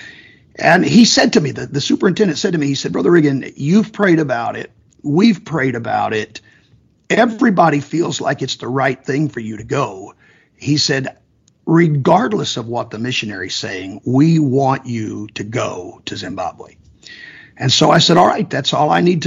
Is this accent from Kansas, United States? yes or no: yes; Kansas, United States; I'm from Kansas, and Kansas is known to be a very conservative area